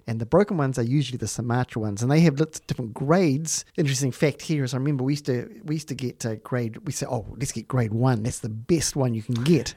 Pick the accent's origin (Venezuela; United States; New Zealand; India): New Zealand; also born or lived in Palmerston North / Wanganui; I'm from New Zealand.